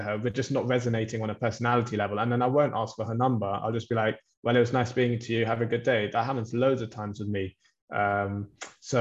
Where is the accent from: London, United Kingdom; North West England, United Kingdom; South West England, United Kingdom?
London, United Kingdom; I'm from London as well